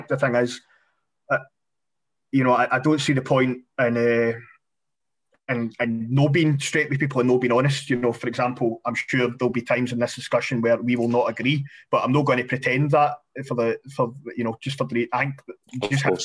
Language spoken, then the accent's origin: English; Glasgow, Scotland, United Kingdom; accent: Glasgow; growing up in Postal.